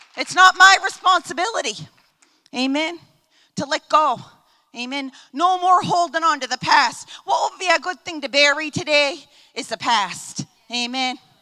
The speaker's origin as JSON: {"language": "English", "town": "Baltimore", "region": "Maryland", "country": "United States", "said": "I'm from Maryland to Baltimore. I go down to DC almost every weekend."}